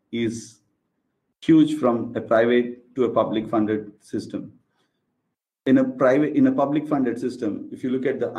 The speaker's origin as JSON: {"language": "English", "region": "Andhra Pradesh", "country": "India", "said": "I'm from India, and from a state called Andhra Pradesh"}